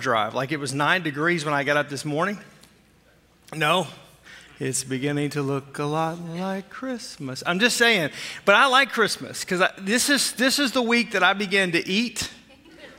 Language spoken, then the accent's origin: English; Arkansas, United States; moved away; I grew up in Arkansas